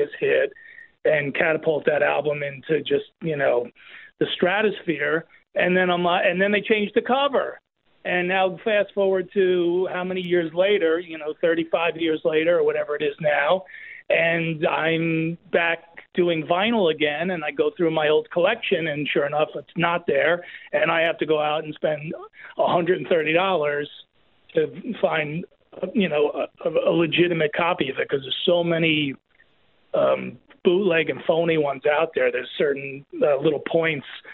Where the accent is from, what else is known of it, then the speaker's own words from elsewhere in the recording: New Jersey, United States; also born or lived in New York; I grew up in Jersey